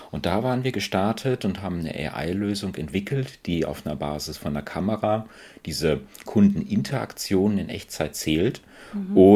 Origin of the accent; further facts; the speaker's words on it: Paderborn, North Rhine-Westphalia, Germany; Ähm, ich komme ursprünglich aus, aus Paderborn, ähm, bin dann fürs Studium nach Aachen gegangen